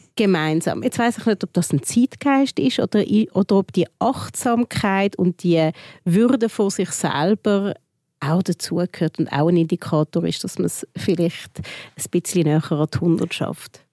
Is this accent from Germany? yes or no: no; Switzerland; bei uns in der Schweiz